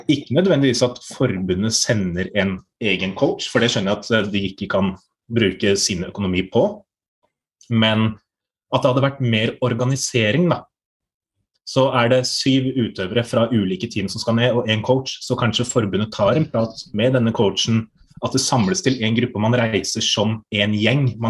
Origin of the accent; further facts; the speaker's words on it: Norway; noe som viser at vi er fra Norge og representerer Norge